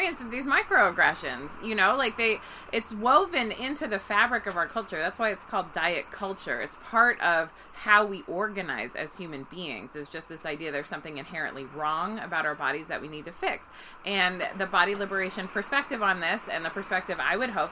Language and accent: English; Bay Area, California, United States; I grew up in the Bay Area in California